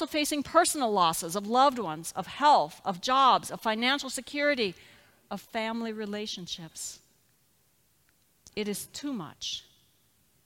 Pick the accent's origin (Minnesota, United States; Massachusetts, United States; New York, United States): Minnesota, United States; now in Nixa, Missouri, United States; my home state